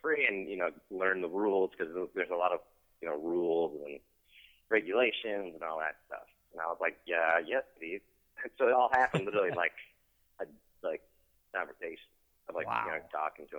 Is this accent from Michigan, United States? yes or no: yes; Detroit, Michigan, United States; moved away as an adult; now in Los Angeles, United States; I'm originally from Detroit